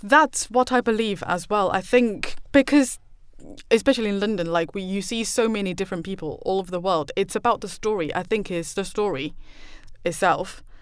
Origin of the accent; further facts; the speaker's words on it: Taipei, Taiwan; English is a second language; moved away as an adult; now in United Kingdom; I grew up in Taiwan and I know the hidden rules and all